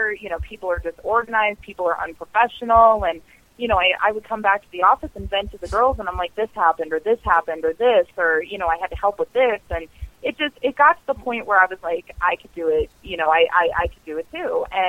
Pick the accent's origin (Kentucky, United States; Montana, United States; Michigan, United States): Montana, United States; Like, everybody knows how I feel about my hometown. It's the middle of Montana, and it is the biggest city.